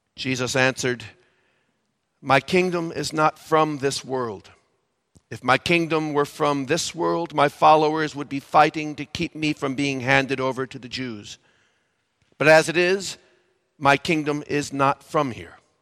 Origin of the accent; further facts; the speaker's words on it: Valparaiso, Indiana, United States; I grew up in Valparaiso, Indiana